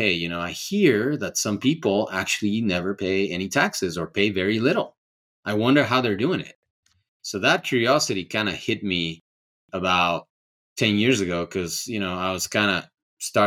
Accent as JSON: {"language": "English", "country": "Ecuador", "also_born_or_lived": "California", "moved": "yes", "lives_now": "Colorado, United States", "said": "I'm from Ecuador"}